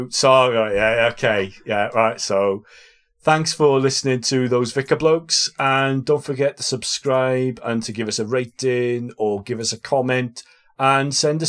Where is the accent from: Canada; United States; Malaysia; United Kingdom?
United Kingdom; we invented as British people